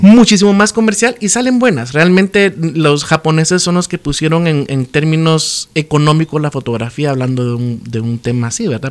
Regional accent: Chiquimula, Guatemala; born or raised there; also born or lived in Izabal; now in Guatemala City, Guatemala

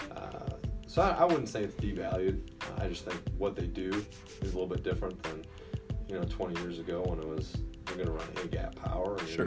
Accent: Oconto, Wisconsin, United States; also born or lived in Indiana; now in Kenosha, United States; I'm from Wisconsin originally. I uh, graduated high school uh, from Oconto, uh, which is just north of Green Bay

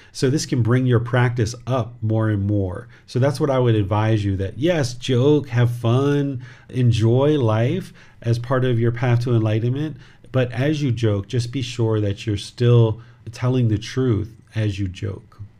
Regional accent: United States; This body was born in America, but I am not American

